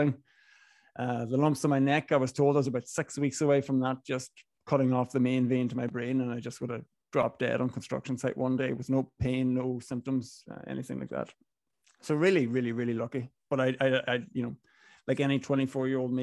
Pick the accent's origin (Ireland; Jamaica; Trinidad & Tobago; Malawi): Ireland; Inishowen, Donegal, Ulster; accent: Northern Irish; moved away as an adult; also born or lived in Galway / London; Grew up in Inishowen, very northwest Donegal. Was there till I was 18 before I moved to Galway